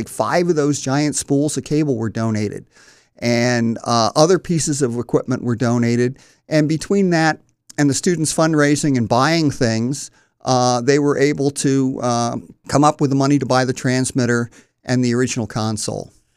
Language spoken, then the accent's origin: English; Wilmington, Delaware, United States; I was born in North Wilmington and went to Mount Pleasant High School